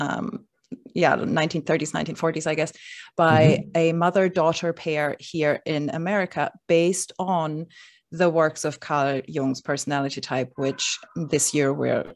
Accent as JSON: {"language": "English", "country": "Germany", "tie": "born or raised there", "moved": "as an adult", "lives_now": "Brooklyn, United States", "said": "I grew up in Germany"}